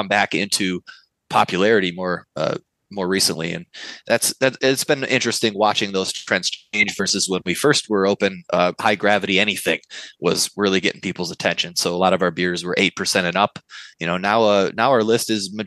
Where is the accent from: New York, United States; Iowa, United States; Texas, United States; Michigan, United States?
Michigan, United States; Novi; I was a slightly more advanced home brewer who thought it would be a cool idea to open a brewery in my hometown because we didn't have one